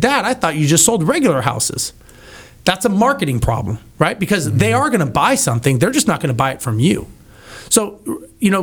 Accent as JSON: {"language": "English", "region": "California", "country": "United States", "tie": "born or raised there", "moved": "yes", "lives_now": "Houston, United States", "said": "growing up in California myself"}